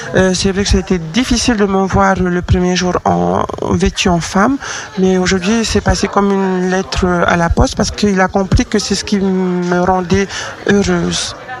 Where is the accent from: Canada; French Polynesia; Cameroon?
French Polynesia; moved away as an adult; now in Lyon, France; je suis originaire de Tahiti